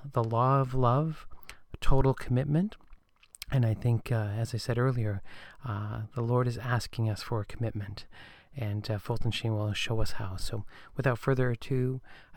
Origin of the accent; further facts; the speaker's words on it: Canada; I'm from Canada